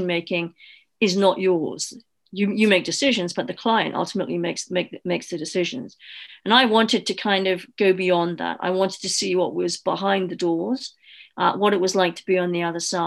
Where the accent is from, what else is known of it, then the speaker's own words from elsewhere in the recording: Newcastle upon Tyne, North East England, United Kingdom; moved away as an adult; also born or lived in London; my background was I came from Newcastle